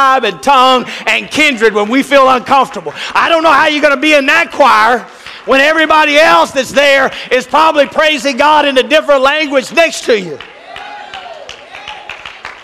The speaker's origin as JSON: {"language": "English", "town": "Cleburne", "region": "Texas", "country": "United States", "tie": "born or raised there", "said": "I grew up in East Cleburne."}